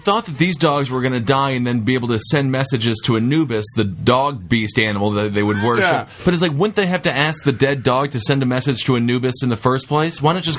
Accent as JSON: {"language": "English", "region": "Wisconsin", "country": "United States", "said": "I'm from Wisconsin."}